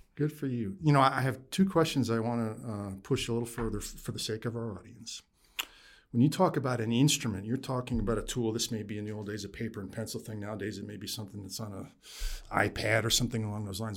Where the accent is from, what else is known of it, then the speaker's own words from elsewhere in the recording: upstate New York, United States; also born or lived in Plattsburgh; I grew up in upstate New York.